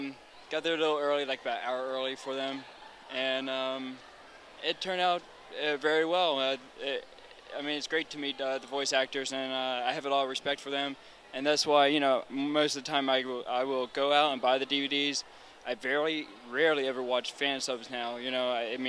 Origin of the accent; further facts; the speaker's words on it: Baltimore, Maryland, United States; This was my hometown con, so I'm not too far away. Let's hear it for Baltimore.